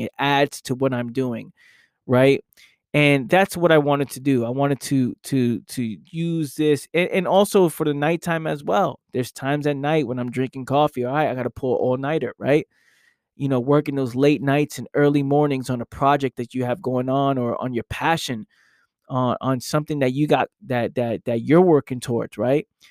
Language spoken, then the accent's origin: English; New York City, New York, United States; born and raised in the Bronx